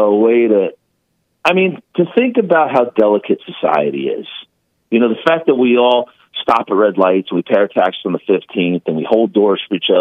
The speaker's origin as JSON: {"language": "English", "town": "New York City", "region": "New York", "country": "United States", "also_born_or_lived": "Manhattan", "moved": "as an adult", "lives_now": "the South, United States", "said": "I'm a Guinea from the Bronx"}